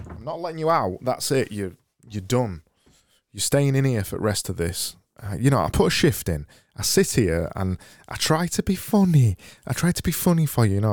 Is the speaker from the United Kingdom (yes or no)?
yes; United Kingdom; I'm British